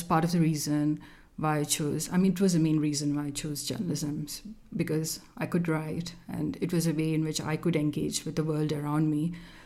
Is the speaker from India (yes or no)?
yes; Kerala, India; first language Malayalam; English is a second language; moved away as an adult; I grew up in Kerala, which is in southern India